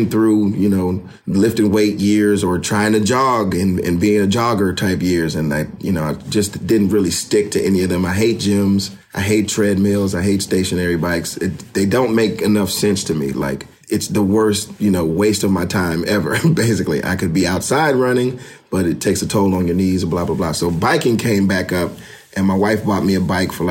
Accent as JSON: {"language": "English", "region": "the South", "country": "United States", "said": "I'm from the South, so everybody, you know, says, hey, how you doing?"}